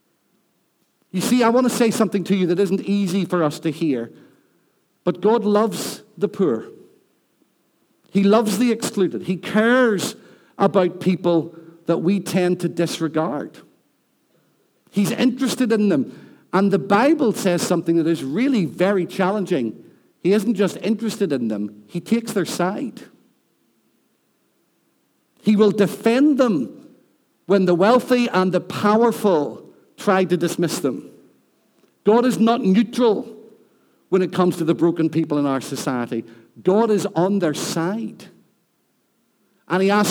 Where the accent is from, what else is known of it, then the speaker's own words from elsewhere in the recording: Rathcoole, Northern Ireland, United Kingdom; now in Newtownards, United Kingdom; I live in Newton Ards. I'm from Rathcoole. I'm not ashamed of where I've come from.